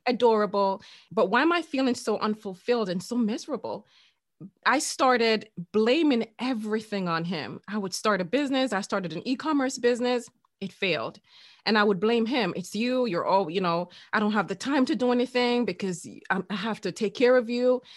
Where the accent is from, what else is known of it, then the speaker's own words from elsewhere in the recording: Jamaica; I'm Jamaican